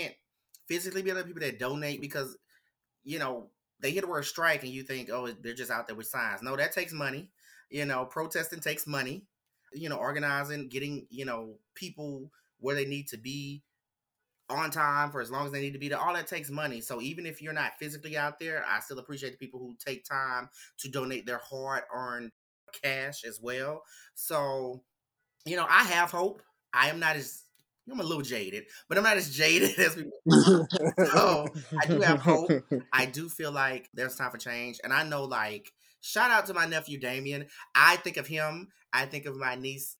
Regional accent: the South, United States; me growing up in the South

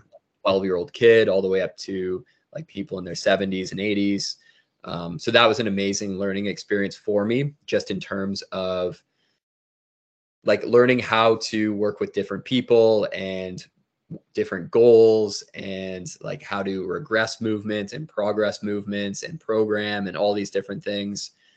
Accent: Toronto, Ontario, Canada; I was born in Toronto, Ontario, which is in Canada

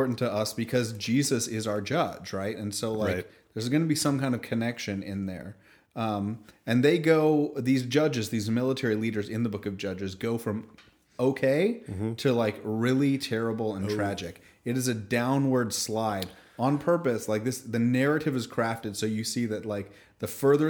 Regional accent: Canada; I'm Canadian. Very proudly so

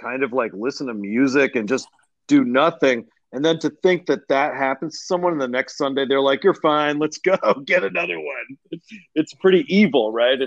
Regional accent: Pittsburgh, Pennsylvania, United States; moved away; I grew up in the North Hills of Pittsburgh, Allison Park

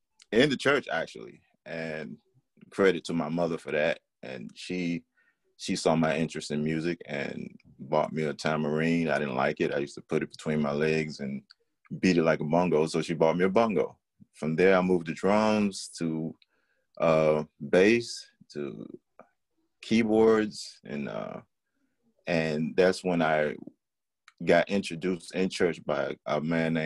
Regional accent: Franklin, Virginia, United States; my city of Franklin, Virginia, and church people that influenced me as well.

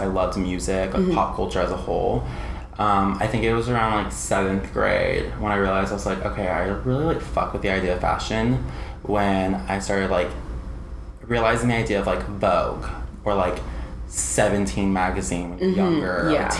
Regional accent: San Antonio, Texas, United States; So growing up in San Antonio is kind of similar in a way to Austin being here, but growing up in San Antonio is just kind of just an interesting city.

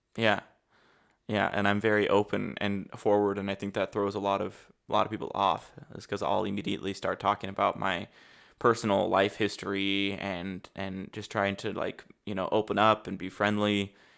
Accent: United States; moved away as an adult; now in Germany; I am from the States

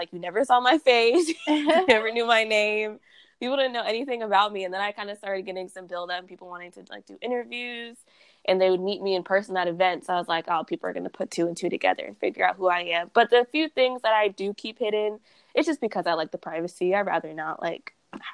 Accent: Texas, United States; also born or lived in Boston / California; So I grew up in Texas, like, most of my life. But I bounced around between Texas, California, and Boston, which is very random. I was born in Boston.

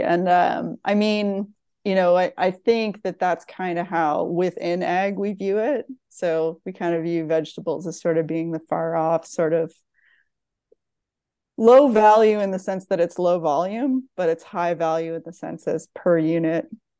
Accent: East Coast, Canada; also born or lived in Ontario; now in United States; So born and raised in the East Coast of Canada, spent some time, I suppose, in Ontario, eventually matriculated down to the United States of America.

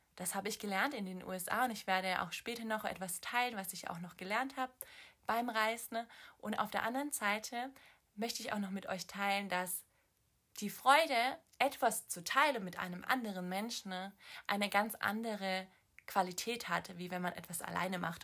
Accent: Swabia, Baden-Württemberg, Germany; moved away; Ich komme aus dem Schwabenland, deswegen sage ich schwätzen

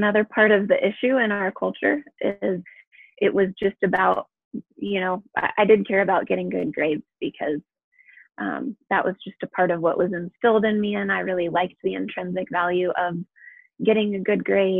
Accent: San Diego, California, United States; moved away as an adult; now in Colorado, United States; I grew up in San Diego, where the weather is pretty temperate all year round.

